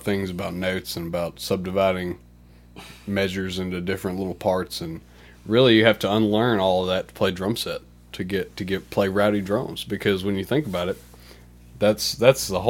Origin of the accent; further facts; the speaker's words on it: Union, Mississippi, United States; I grew up in Union, Mississippi, small town.